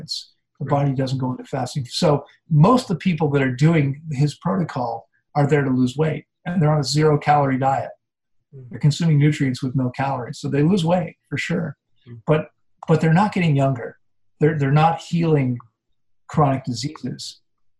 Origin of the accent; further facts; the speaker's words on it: D.C., District of Columbia, United States; I grew up outside of Washington, D.C.